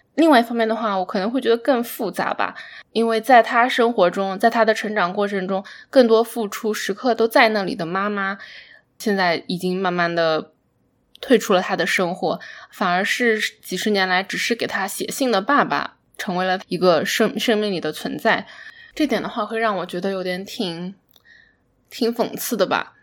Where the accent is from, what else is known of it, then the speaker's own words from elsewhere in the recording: China; 在中国长大的过程中